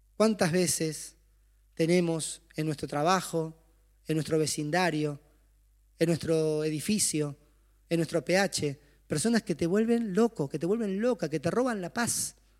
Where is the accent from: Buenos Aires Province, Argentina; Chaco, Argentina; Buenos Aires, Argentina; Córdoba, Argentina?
Chaco, Argentina; Yo soy del Chaco